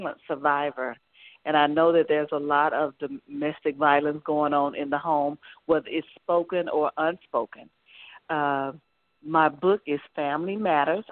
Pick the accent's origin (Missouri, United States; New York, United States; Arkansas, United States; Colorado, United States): Arkansas, United States; Pine Bluff; now in Los Angeles, United States; I'm from Pine Bluff, Arkansas, been in the Los Angeles area 20 years